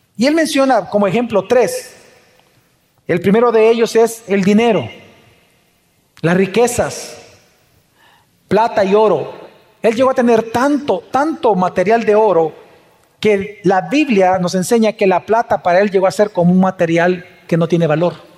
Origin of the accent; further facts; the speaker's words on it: El Salvador; como salvadoreños